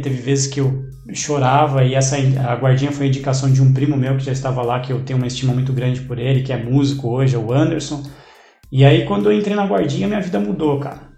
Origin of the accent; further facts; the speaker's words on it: São Caetano do Sul, São Paulo, Brazil; eu nasci em São Caetano do Sul, né? É, cidade pequena, mas muito conhecida